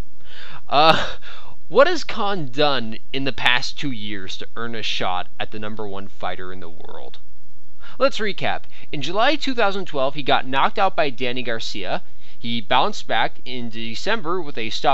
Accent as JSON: {"language": "English", "country": "Canada", "said": "I am Canadian"}